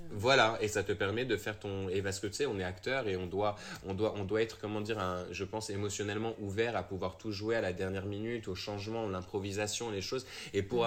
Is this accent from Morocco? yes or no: yes; Morocco; moved away as an adult; also born or lived in England / France; j'ai quatre passeports, mais tu sais, comme tout le monde, j'ai été élevé au Maroc